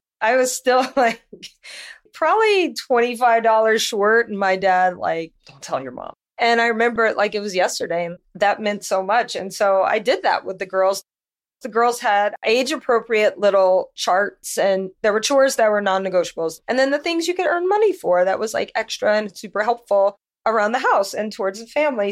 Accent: Louisiana, United States; moved away as an adult; I'm from Louisiana, and I was modeling there, New Orleans, all

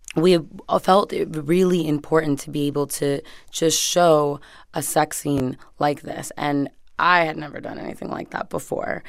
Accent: Hialeah, Florida, United States; moved away as an adult; now in Los Angeles, United States; we grew up in Hialeah

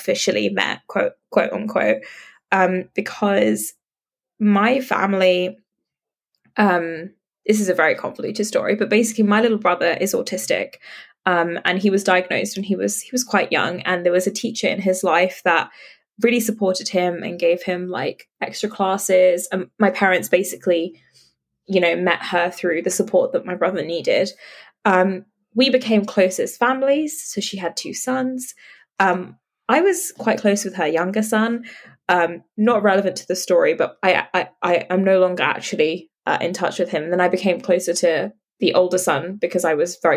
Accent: London, United Kingdom; So I grew up in London, in like the outskirts of London.

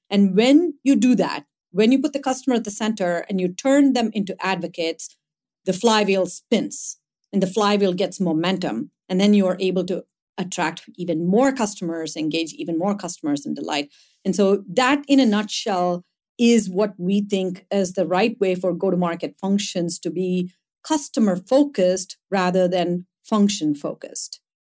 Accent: India; moved away; growing up in India, growing up in a fairly small town

